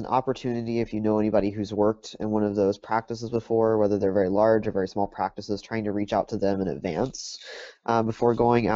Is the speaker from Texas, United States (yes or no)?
yes; Texas, United States; I grew up in Texas, and I did my undergrad work at Texas A&M